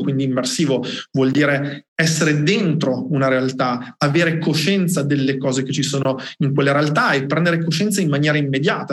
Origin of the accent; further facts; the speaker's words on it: Colle di Val d'Elsa, Tuscany, Italy; vengo da Cole Valdezia in provincia di Siena